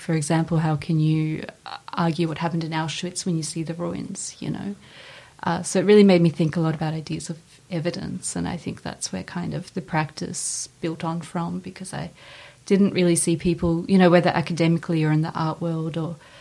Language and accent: English; Ukraine; moved away; I was born right after Chernobyl in Ukraine